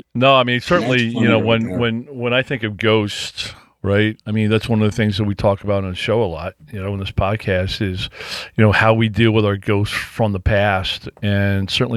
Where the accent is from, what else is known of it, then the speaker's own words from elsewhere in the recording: Illinois, United States; we're from Illinois